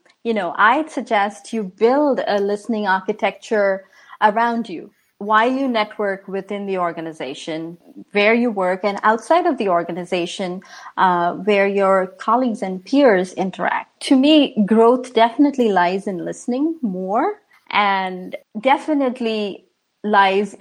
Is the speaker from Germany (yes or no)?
no; India; now in Washington, DC area, United States; We watched this growing up in India